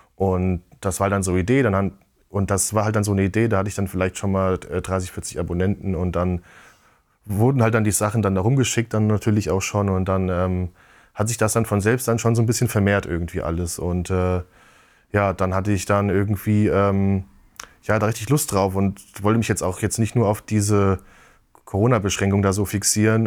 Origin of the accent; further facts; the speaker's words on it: Giessen, Hesse, Germany; in so einem Spielwarengeschäft bei uns in Gießen